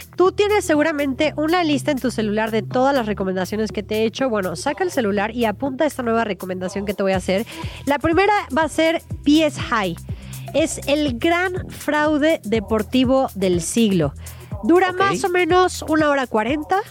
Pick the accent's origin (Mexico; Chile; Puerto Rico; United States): Mexico; pueblo mexicano